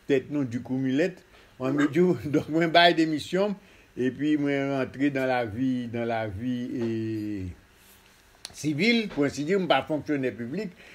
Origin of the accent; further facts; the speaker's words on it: Haiti; moved away as an adult; also born or lived in Mexico / Congo / Brazil; depi 58, m'kite Haïti, mwen tou nan Haïti, an 88